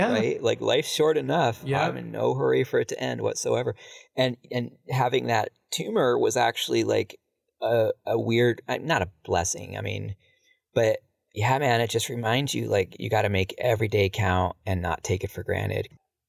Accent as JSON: {"language": "English", "region": "Ohio", "country": "United States", "tie": "born there", "said": "But I was born in Ohio, so I was born in 72."}